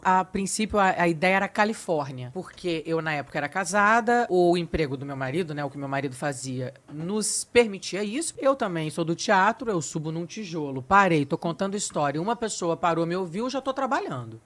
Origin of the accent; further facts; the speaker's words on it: Brazil; accent: Brazilian; moved away as an adult; now in Portugal; sou brasileira